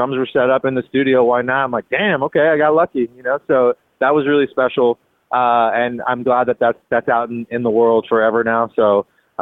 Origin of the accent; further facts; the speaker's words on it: Los Angeles, California, United States; moved away; I was in LA, so I mean, I was in my hometown where I grew up